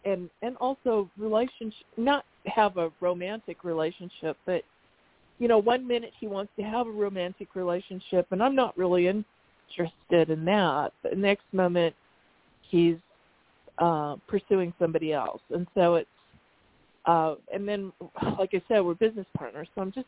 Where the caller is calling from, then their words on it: Arizona, United States; from Arizona.